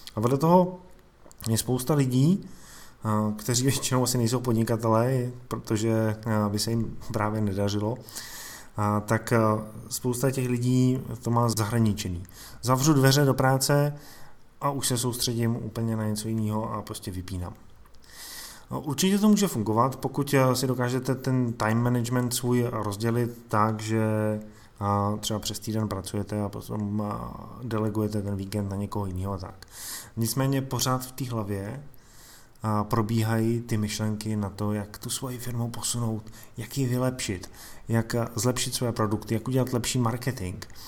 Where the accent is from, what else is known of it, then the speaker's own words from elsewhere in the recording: Czechia; u nás v Čechách